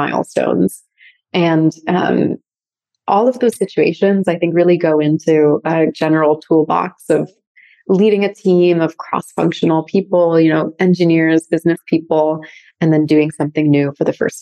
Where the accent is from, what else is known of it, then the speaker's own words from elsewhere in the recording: San Francisco Bay Area, North Bay, California, United States; also born or lived in wine country (North Bay), California; We grew up in the San Francisco Bay Area in North Bay. So we were actually born in wine country, grew up there, always being really immersed in nature. And then we moved to Marin at a pretty young age